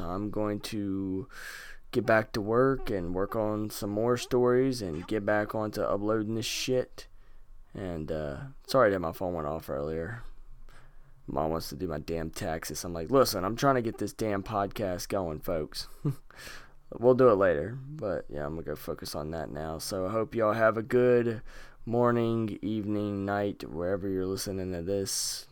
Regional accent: North Carolina, United States; Lexington, North Carolina. Ooh, my home state

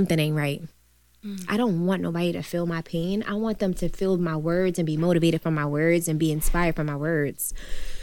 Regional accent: United States; I'm from the Jacks.

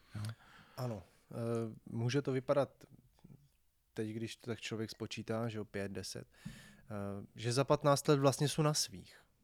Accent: Brno, South Moravian Region, Czechia; když my jsme z Brna

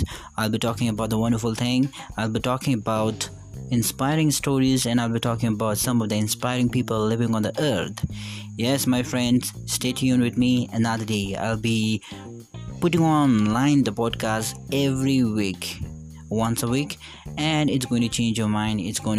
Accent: Bhutan; I'm from Bhutan.

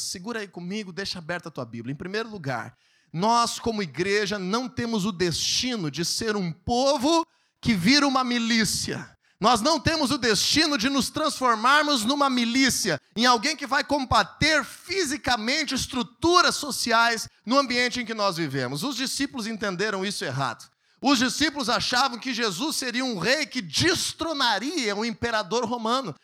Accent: Brazil; also born or lived in Viamão, Rio Grande do Sul; nós como brasileiros

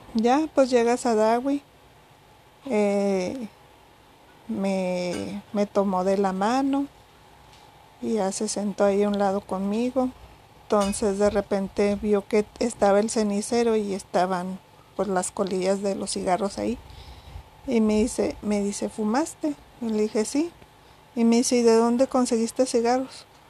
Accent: Mexico; si soy mexicana

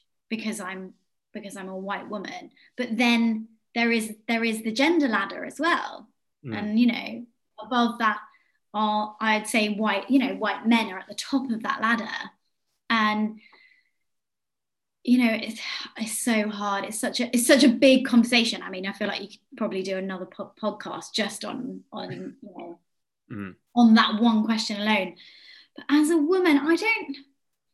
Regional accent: Yeovil, South West England, United Kingdom; moved away; Yeovil, which is my hometown

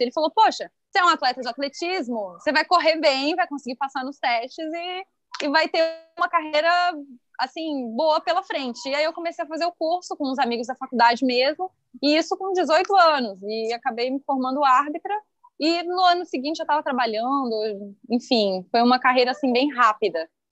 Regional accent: Criciúma, Santa Catarina, Brazil; moved away; eu morava em Criciúma

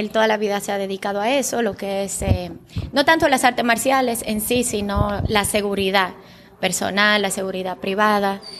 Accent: Bulgaria; first language Bulgarian; Spanish is a second language; en Bulgaria, mi idioma natal, es kata.

